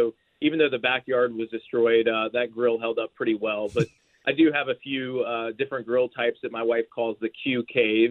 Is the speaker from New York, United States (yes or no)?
no; Georgia, United States; now in Nashville, United States; Nashville is home for me now. I grew up in Georgia